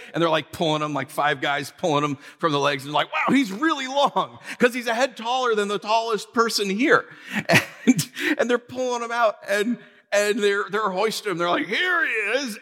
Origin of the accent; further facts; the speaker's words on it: New York, United States; we're from New York